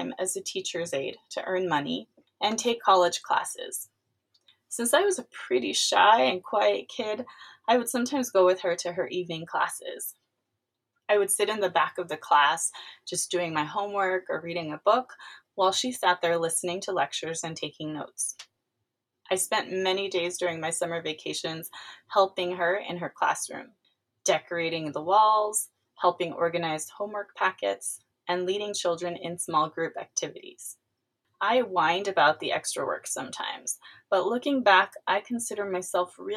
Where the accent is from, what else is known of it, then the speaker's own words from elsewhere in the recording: California, United States; also born or lived in East Los Angeles, California; I was born in East Los Angeles, California, but spent most of my years growing up about 100 miles east of there in one of California's growing suburbs